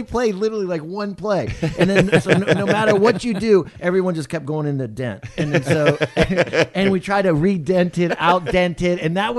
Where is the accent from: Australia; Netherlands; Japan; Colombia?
Japan; We grew up in Japan, so my parents...